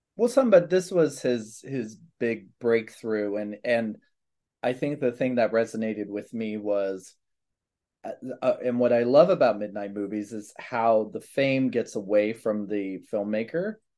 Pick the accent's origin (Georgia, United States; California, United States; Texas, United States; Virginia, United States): Virginia, United States; Manassas; Manassas, Virginia, so near Baltimore